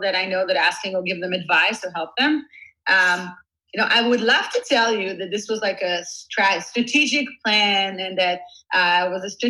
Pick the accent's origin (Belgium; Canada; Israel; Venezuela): Israel; moved away as an adult; now in Silicon Valley, United States; I was born and raised in Israel. See myself as an Israeli living in Silicon Valley